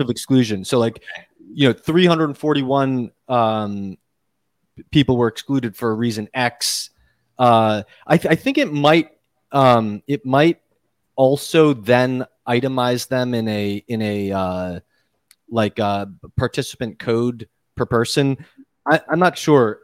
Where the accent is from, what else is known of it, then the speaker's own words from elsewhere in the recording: Massachusetts, United States; now in New York City, United States; I grew up in Massachusetts.